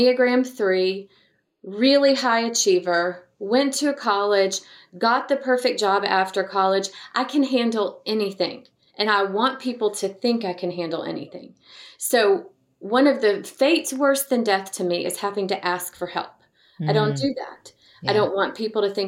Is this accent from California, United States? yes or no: no; Montgomery, Alabama, United States; now in Dallas, United States; I was raised in Montgomery, Alabama